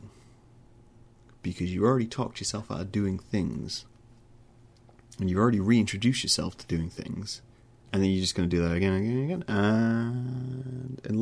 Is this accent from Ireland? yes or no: no; United Kingdom; I'm British